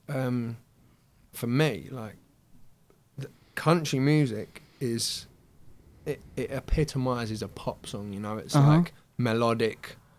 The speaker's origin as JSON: {"language": "English", "area": "Essex", "region": "East of England", "country": "United Kingdom", "tie": "born or raised there", "moved": "yes", "lives_now": "Bishop's Stortford, United Kingdom", "said": "I was born in Essex, but then, yeah, I live just up the road in Hertfordshire, probably about 5 miles up the road in a place called Bishop Stortford, which is technically Hertfordshire, despite being surrounded by Essex"}